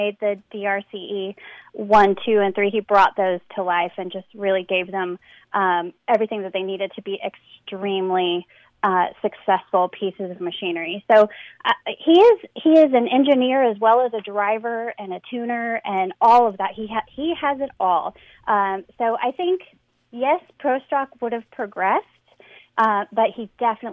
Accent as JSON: {"language": "English", "region": "Southern California", "country": "United States", "tie": "born or raised there", "said": "I was raised in Southern California"}